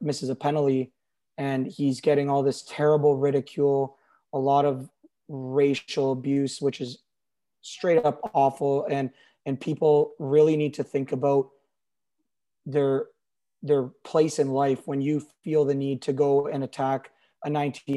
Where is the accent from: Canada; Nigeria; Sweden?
Canada; Toronto area, Ontario; as a kid growing up in the Toronto area, being a lifelong Leaf fan